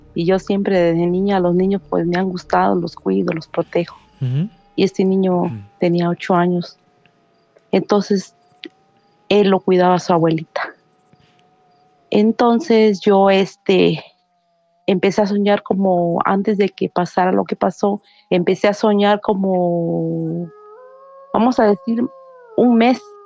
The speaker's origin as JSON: {"language": "Spanish", "region": "Veracruz", "country": "Mexico", "moved": "yes", "lives_now": "United States", "said": "yo soy de Veracruz."}